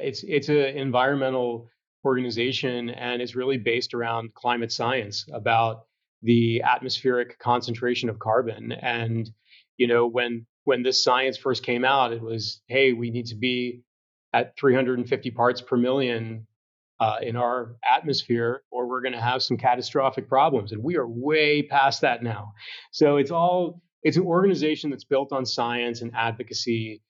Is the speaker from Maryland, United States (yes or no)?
yes; Cumberland, Maryland, United States; moved away as an adult; also born or lived in Blacksburg, Virginia / San Francisco, United States; I grew up in Cumberland, Maryland, which is a historic small town in the Appalachian Mountains.